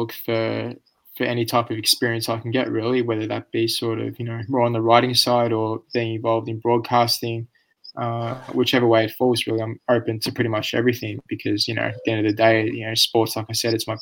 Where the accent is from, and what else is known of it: Australia